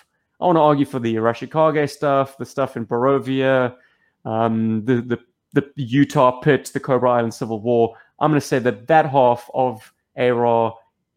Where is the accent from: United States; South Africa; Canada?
South Africa; now in Australia; I'm a South African